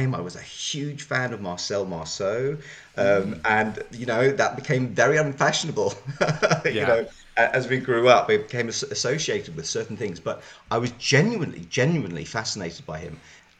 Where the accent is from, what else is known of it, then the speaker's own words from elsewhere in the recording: Zimbabwe; growing up in Zimbabwe, I'm a white African Jew. So growing up in Zimbabwe, where I grew up